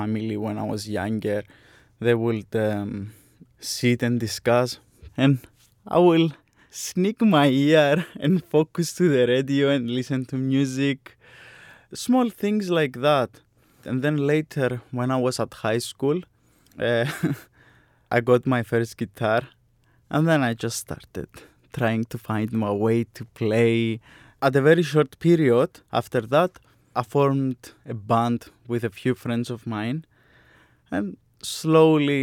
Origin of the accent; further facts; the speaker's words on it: Larnaca, Larnaca District, Cyprus; moved away as an adult; also born or lived in Sunderland, England; I'm coming from Cyprus, Larnaca, my birthplace